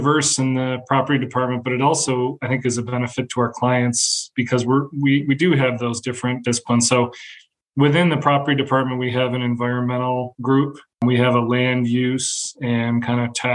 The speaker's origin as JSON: {"language": "English", "town": "Syracuse", "region": "New York", "country": "United States", "tie": "born or raised there", "also_born_or_lived": "Norwich, New York / North Carolina", "said": "I grew up in Syracuse, moved to a small town during high school in Norwich, a little bit southeast of Syracuse"}